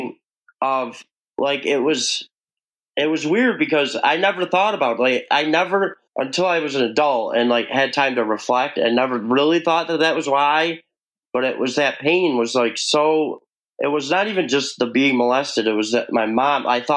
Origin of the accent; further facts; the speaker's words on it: New York, United States; I am from New York